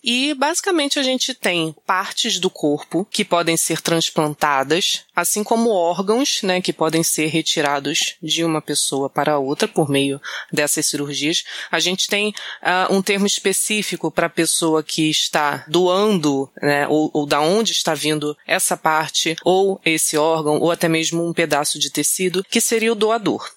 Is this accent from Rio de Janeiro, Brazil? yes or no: yes; Rio de Janeiro, Brazil; eu sou natural do Acre, né, na verdade. Não, mentira, do Rio mesmo